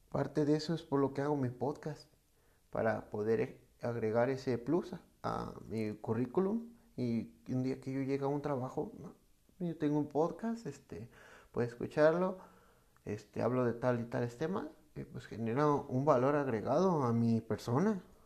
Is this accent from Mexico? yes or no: yes; Mexico; en México, que es de donde soy